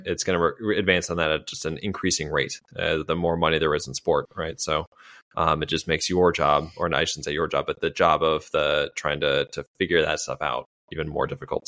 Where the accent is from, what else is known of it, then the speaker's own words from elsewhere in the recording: United States; as an American